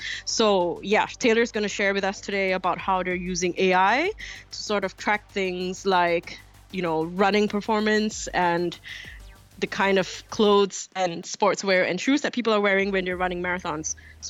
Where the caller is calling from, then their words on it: Singapore; So usually I am recording in our studio in Hong Kong, but today I'm calling in from Singapore